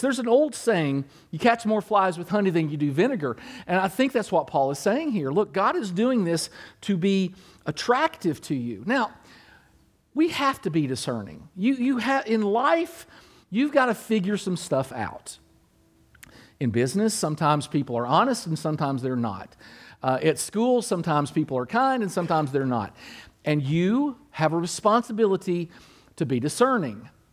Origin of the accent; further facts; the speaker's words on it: Kentucky, United States; My mom and dad were from Kentucky. I was born in Kentucky